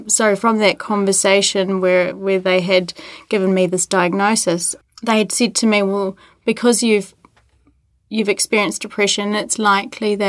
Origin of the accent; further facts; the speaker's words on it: New Zealand; Born and bred in New Zealand.